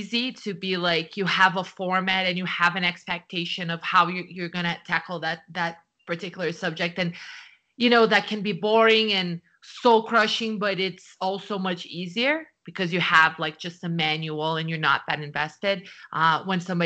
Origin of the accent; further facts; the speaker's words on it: Brazil; English is a second language; moved away; in Brazil, like, the way I grew up was reading subtitles